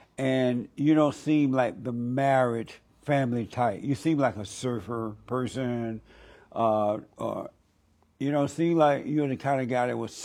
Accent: Alabama, United States; now in California, United States; I moved here in 1968 from Alabama.

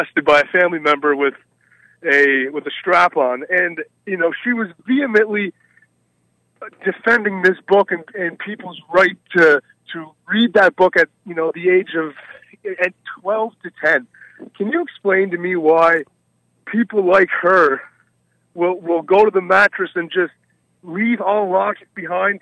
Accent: East Coast of Canada, Canada; I'm from the East Coast of Canada

